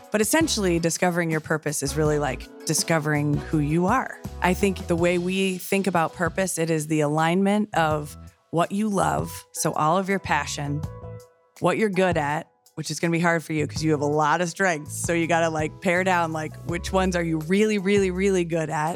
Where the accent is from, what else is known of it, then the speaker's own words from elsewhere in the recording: Columbus, Ohio, United States; born and raised in Columbus